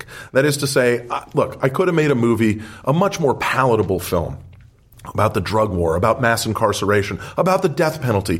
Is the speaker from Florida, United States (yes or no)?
no; Wisconsin, United States; I grew up in Wisconsin